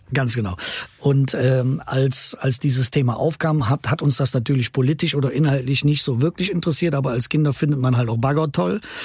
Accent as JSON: {"language": "German", "town": "Erkelenz", "region": "North Rhine-Westphalia", "country": "Germany", "tie": "born or raised there", "moved": "as an adult", "lives_now": "Cologne, Germany", "said": "meiner Heimatstadt Erkelenz"}